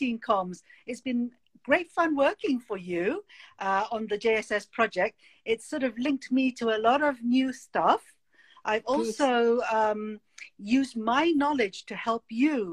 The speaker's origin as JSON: {"language": "English", "country": "Malaysia", "tie": "born or raised there", "also_born_or_lived": "United Kingdom / Boston", "moved": "yes", "said": "I was born in Malaysia. I was sent to boarding school."}